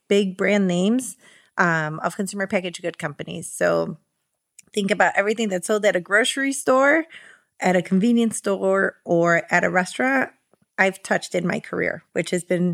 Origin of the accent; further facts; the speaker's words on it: Chicago, Illinois, United States; I was born here in Chicago